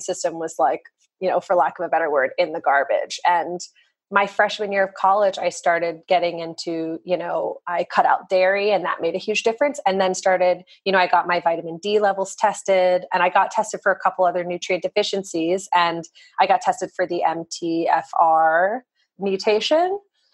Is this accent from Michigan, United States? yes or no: no; Arizona, United States; I grew up in Arizona